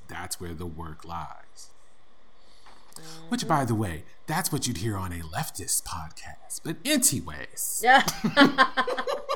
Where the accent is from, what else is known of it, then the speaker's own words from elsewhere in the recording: United States; I am an American